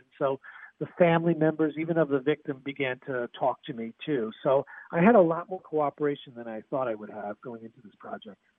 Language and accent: English; Northeast, United States; I grew up in the Northeast in a suburb.